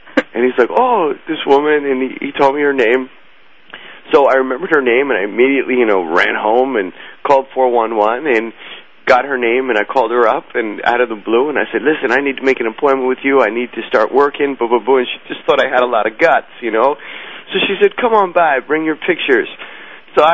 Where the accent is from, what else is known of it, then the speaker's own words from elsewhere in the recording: New York City, New York, United States; also born or lived in New Jersey; I went to school in the Bronx. I was born in New Jersey, and I wound up finishing school in the Bronx.